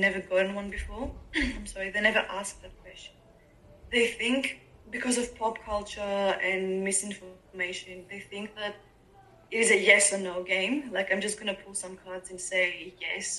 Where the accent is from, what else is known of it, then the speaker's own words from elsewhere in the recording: Greece; moved away as an adult; now in Melbourne, Australia; I grew up in Greece